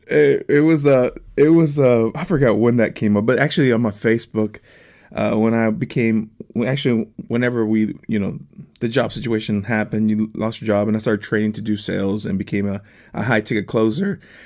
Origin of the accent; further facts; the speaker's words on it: Texas, United States; moved away as an adult; now in Nashville, United States; I am a Texicano. I'm from Texas originally